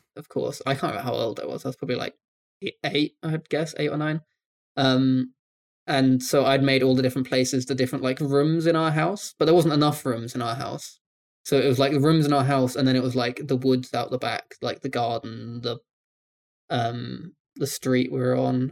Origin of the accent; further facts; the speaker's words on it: United Kingdom; I'm British.